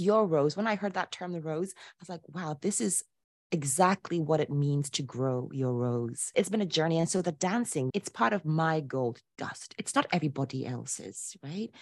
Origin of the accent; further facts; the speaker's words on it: Ghana; moved away as an adult; also born or lived in Poland; I was born and raised in Ghana to a traditional Ashanti father and a liberal Polish mother.